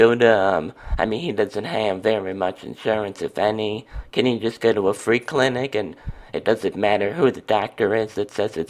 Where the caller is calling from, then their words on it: Wisconsin, United States; From Wisconsin.